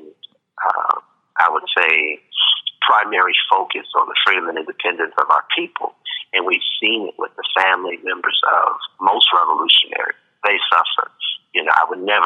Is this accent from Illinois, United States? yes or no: yes; Chicago, Illinois, United States; now in Las Vegas, United States; growing up in Chicago.